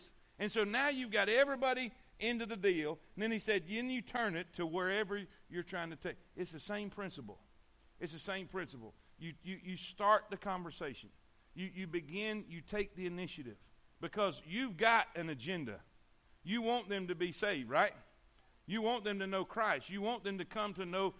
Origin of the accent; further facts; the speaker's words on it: Fort Pierce, Florida, United States; we grew up in Fort Pierce